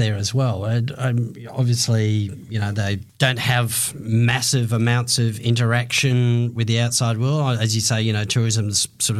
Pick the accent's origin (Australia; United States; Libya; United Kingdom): Australia; I'm from Australia, mate.